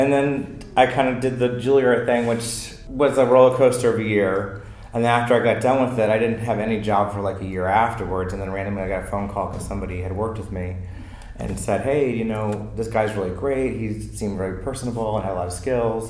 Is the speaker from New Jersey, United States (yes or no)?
no; Potomac, Maryland, United States; moved away as an adult; I'm from Maryland, Potomac, Maryland